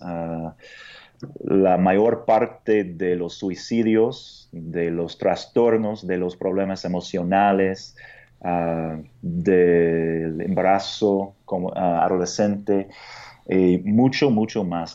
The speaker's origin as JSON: {"language": "Spanish", "country": "United States", "second_language": "Spanish", "moved": "as an adult", "lives_now": "Mexico City, Mexico", "said": "soy de Estados Unidos"}